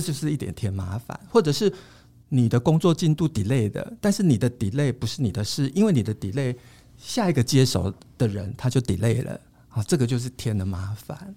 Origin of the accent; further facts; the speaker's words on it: Taiwan; 但在我们台湾人觉得帮人家夹菜是一种很热情的招呼